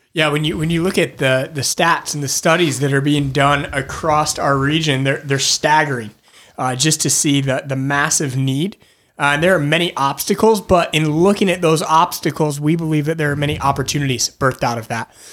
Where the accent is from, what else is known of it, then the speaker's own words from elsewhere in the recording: Michigan, United States; moved away as an adult; also born or lived in Northeast US; now in Northeast, United States; I grew up in Michigan, uh, moved to the Northeast uh, about 11 years ago